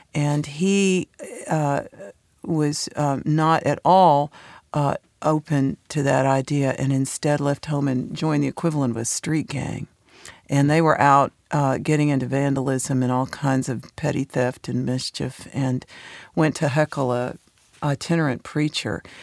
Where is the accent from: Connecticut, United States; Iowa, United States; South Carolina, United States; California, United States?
California, United States; San Francisco Bay Area; moved away as an adult; also born or lived in Knoxville, Tennessee; now in Nashville, United States; So I did all my schooling out in California.